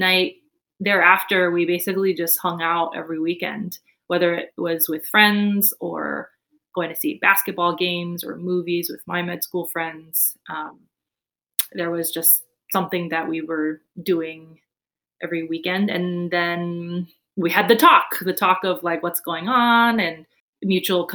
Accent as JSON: {"language": "English", "region": "East Coast", "country": "United States", "tie": "born or raised there", "also_born_or_lived": "Taiwan / San Diego", "said": "I am an immigrant from Taiwan. Came here when I was 5. And grew up mostly on the East Coast."}